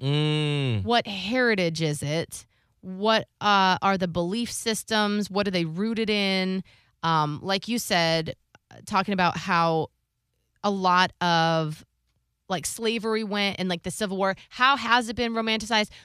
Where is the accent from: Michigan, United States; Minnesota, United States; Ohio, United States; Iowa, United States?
Ohio, United States; I grew up in in Ohio